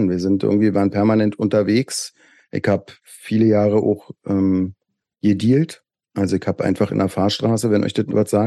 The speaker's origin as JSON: {"language": "German", "town": "Köpenick", "region": "Berlin", "country": "Germany", "tie": "born or raised there", "said": "Ich erinnere mich, dass wir am Schlossplatz bei uns in Köpenick, die, damals gab es ja noch gar nicht so richtig Gras"}